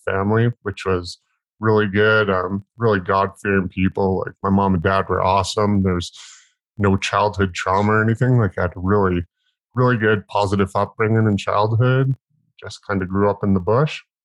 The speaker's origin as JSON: {"language": "English", "region": "northern British Columbia", "country": "Canada", "tie": "born or raised there", "said": "I was born in the Bangor Wilds of northern BC, Canada, um, like way the hell and gone out in the bush."}